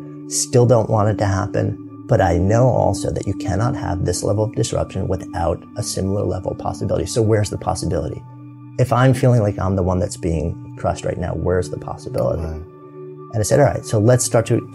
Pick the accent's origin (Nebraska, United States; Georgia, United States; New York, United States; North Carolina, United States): New York, United States; outside of; moved away as an adult; now in Boulder, United States; growing up outside of New York, living in New York City for 30 years